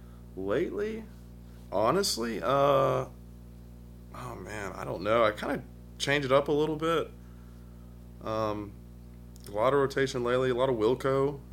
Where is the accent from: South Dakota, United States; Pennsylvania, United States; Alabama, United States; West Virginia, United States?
Alabama, United States; Vestavia Hills; Vestavia Hills, right up the road. Grew up in the suburbs. Pretty normal, nice life. Grew up in a cul-de-sac.